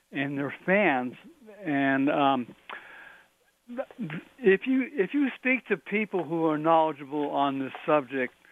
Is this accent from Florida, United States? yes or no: no; Massachusetts, United States; I, I have a degree in history. And I grew up in Massachusetts